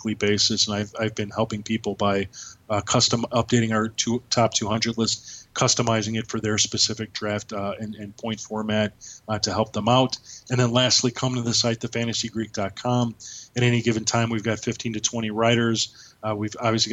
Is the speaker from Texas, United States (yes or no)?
no; Chicago, Illinois, United States; I'm from Chicago.